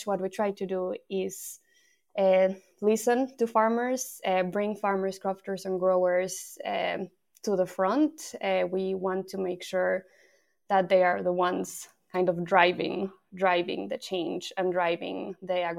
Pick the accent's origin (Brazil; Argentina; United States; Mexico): Mexico; moved away as an adult; also born or lived in France / Brighton; now in Edinburgh, United Kingdom; So I'm from Mexico. I moved away from Mexico 10 years ago, but I first moved to France.